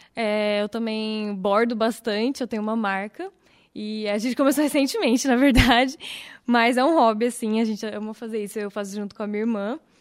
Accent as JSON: {"language": "Portuguese", "town": "Vinhedo", "region": "São Paulo", "country": "Brazil", "tie": "born or raised there", "said": "Eu vim para Vinhedo, na verdade eu nasci em São Paulo. Eu vim para Vinhedo com dois anos"}